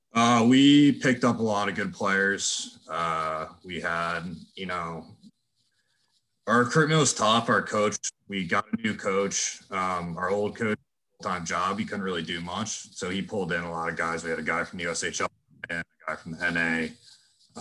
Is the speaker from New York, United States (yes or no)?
no; Philadelphia, Pennsylvania, United States; moved away as an adult; now in Indiana, United States; I'm from Philly